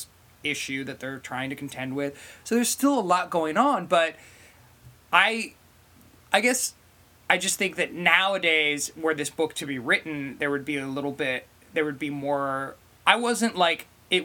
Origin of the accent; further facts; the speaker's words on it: United States; growing up in the multi-culti generation in America